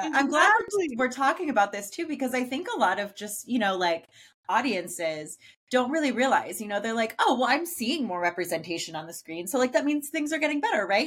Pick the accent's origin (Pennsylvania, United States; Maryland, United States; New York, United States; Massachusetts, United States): Pennsylvania, United States; Pittsburgh; I'm from Pittsburgh